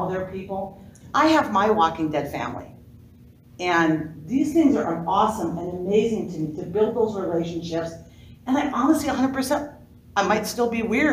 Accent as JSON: {"language": "English", "town": "Minneapolis", "region": "Minnesota", "country": "United States", "said": "I'm from Minneapolis"}